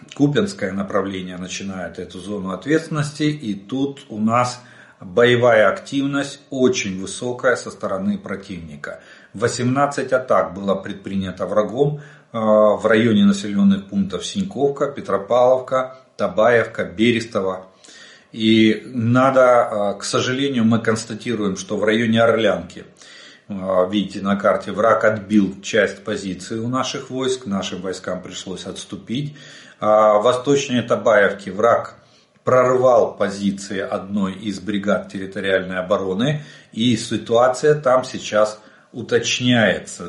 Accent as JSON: {"language": "Russian", "country": "Ukraine", "said": "мы из Украины"}